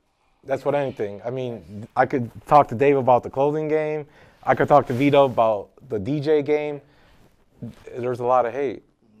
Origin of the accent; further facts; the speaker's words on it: Chicago, Illinois, United States; moved away as an adult; also born or lived in Minnesota; I grew up on the South Side. I lived by Marquette Park most of my life and by Fort City Mall growing up.